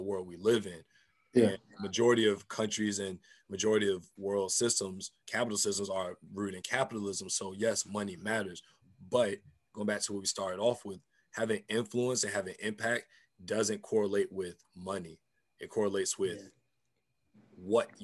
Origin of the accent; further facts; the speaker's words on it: United States; I'm African American. We're rooted here